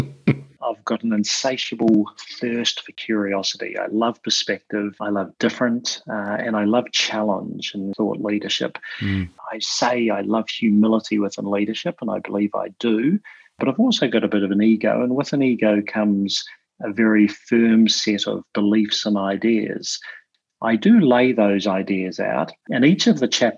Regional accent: New Zealand; also born or lived in London; now in Sydney, Australia; I'm in Sydney at the moment, but for your listeners, just to remember, I'm a New Zealander, or commonly referred to as a Kiwi. So slightly different from that Aussie twang.

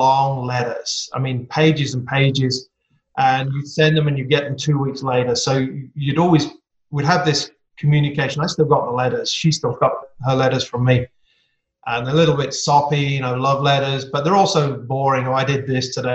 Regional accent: Staffordshire, West Midlands, United Kingdom; accent: English; now in Midland, United States; I'm English, as most people can tell from my accent. Grew up in a place called Staffordshire, right in the center of the UK.

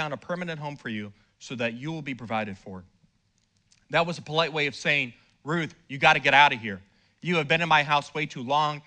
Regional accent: Fort Lauderdale, Florida, United States; I'm a city boy. I grew up in Fort Lauderdale

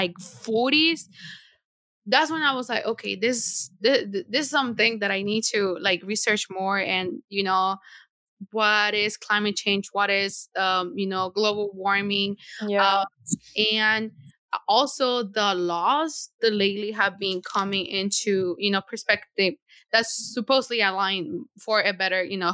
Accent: Tegucigalpa, Francisco Morazán, Honduras; now in Canada; I remember in my childhood when I was living in Honduras, that I feel like it was so normal for me that I never feared of what is going on. I lived, I am from Tegucigalpa

